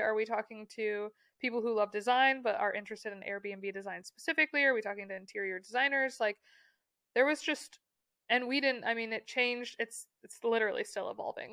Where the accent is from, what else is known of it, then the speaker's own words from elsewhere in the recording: Michigan, United States; growing up in Michigan, you, like, have friends who have lake houses